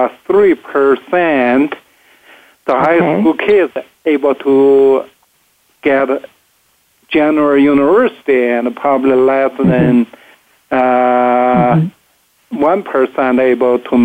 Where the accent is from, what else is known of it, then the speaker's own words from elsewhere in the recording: Harbin, Heilongjiang, China; moved away as an adult; now in United States; I grew up in northeast China called Harbin, China